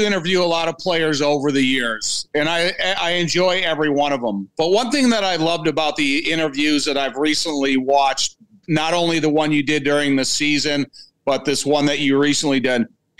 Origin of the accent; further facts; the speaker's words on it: Joliet, Illinois, United States; As a Chicago guy growing up in Joliet